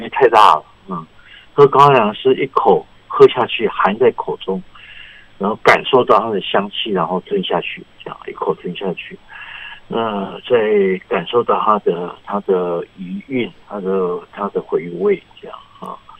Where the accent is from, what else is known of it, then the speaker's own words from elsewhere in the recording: Taiwan; 那我们台湾人是吃羊肉卤